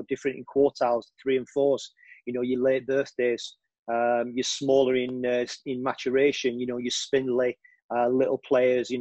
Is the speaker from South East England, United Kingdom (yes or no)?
no; Sheffield, Yorkshire and the Humber, United Kingdom; moved away as an adult; now in Leeds, United Kingdom; I was brought up in Sheffield, but I've been living in Leeds for the last 12 years